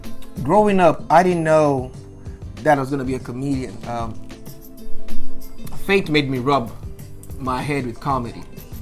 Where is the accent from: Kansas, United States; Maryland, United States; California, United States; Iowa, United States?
Kansas, United States; Wichita; now in Seattle, United States; I'm from Wichita, Kansas. And they're like, that's in Africa, right? I'm like, no, that's in Kansas, fam.